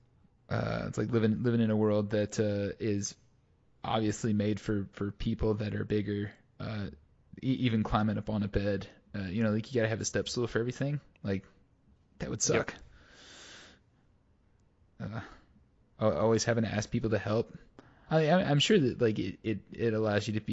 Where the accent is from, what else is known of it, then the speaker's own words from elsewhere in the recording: United States; I grew up in the United States